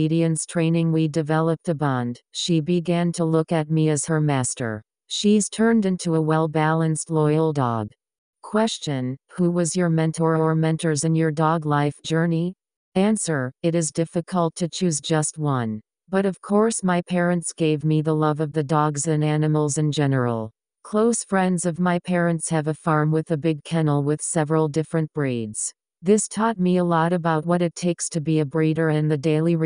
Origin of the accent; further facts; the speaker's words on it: France; also born or lived in Strasbourg; I'm from France and currently reside in Strasbourg